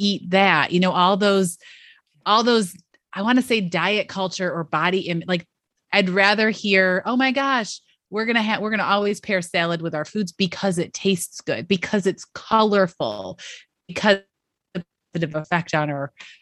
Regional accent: Western New York, United States; I grew up in Western New York

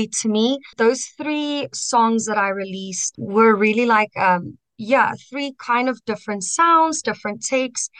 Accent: Centurion, Gauteng, South Africa; also born or lived in Kempton Park / Pretoria; I was born in Kempton and I grew up in Centurion

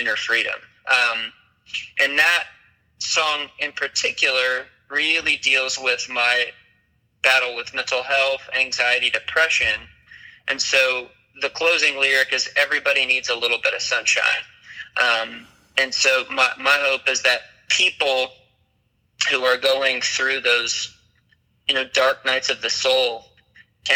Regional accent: Michigan, United States; I grew up in Michigan

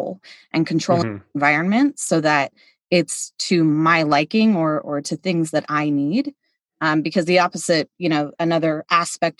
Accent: Kansas City, Missouri, United States; we're from Kansas City and my husband is from Kansas City

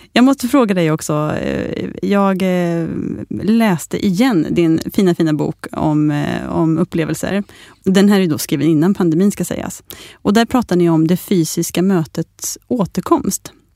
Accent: Sweden

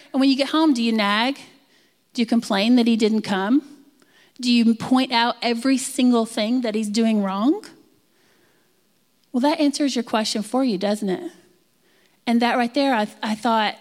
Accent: Texas, United States; I'm from Texas

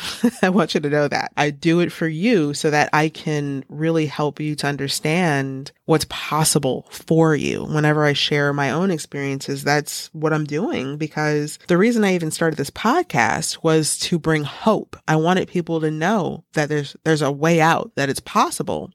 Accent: United States; Every morning we stand up in the United States

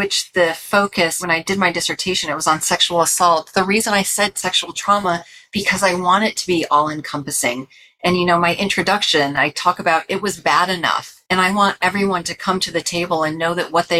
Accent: New York, United States; moved away; also born or lived in California; I'm from New York originally, but lived in California for a long time.

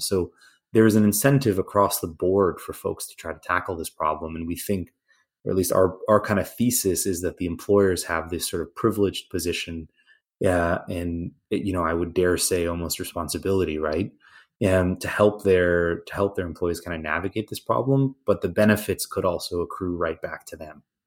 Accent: Canada; now in United States; I'm originally Canadian, yeah, you know, grew up in a public healthcare system

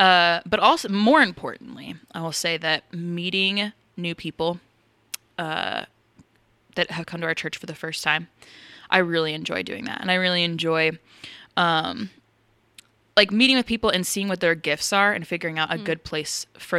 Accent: Omaha, Nebraska, United States; I am from Omaha. Nebraska.

